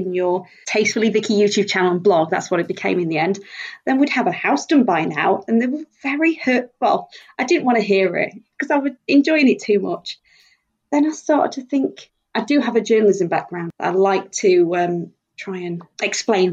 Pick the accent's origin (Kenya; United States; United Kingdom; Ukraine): United Kingdom; Doncaster, Yorkshire and the Humber; moved away as an adult; now in Coventry, United Kingdom; I'm originally from Doncaster. We moved here for a job